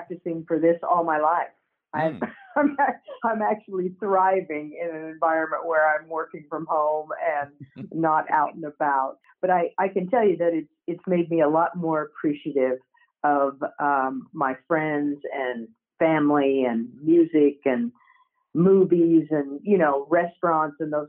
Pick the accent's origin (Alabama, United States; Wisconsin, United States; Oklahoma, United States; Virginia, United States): Oklahoma, United States; I grew up in Oklahoma, and I grew up playing basketball.